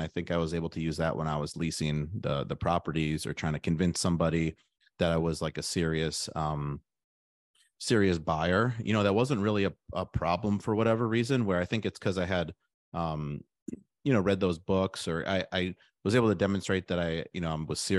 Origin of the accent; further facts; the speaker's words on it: Milwaukee, Wisconsin, United States; I'm from the Milwaukee area. So then I went to UW-Madison for college.